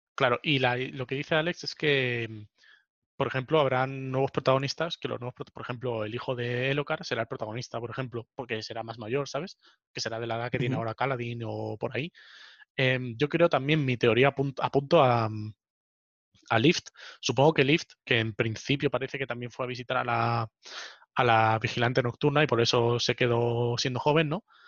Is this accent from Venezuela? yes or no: no; Spain; mi pueblo, o sea, España, mi país